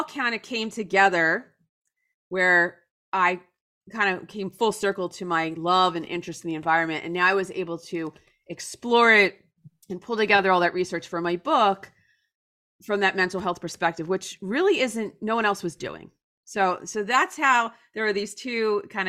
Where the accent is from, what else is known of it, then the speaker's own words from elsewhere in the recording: New Jersey, United States; I grew up in a very typical suburb outside of Philadelphia in New Jersey.